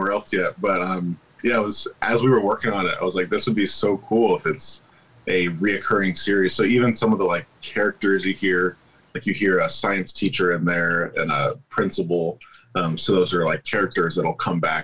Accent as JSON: {"language": "English", "town": "Santa Rosa", "region": "California", "country": "United States", "tie": "born or raised there", "said": "Sonoma County. I grew up in Santa Rosa"}